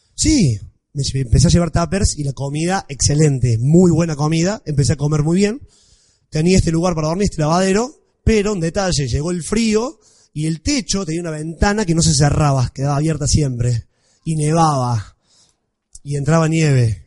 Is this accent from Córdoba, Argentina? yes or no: yes; Villa María, Córdoba, Argentina; accent: Cordoban tonada; moved away as an adult; also born or lived in Parma, Italy; now in Rome, Italy; nací en Villa María, en Córdoba, por si no se dieron cuenta, soy de Córdoba. ¿Se nota mucho la tonada? Bien, bueno. Eh, estudié allá, me crié allá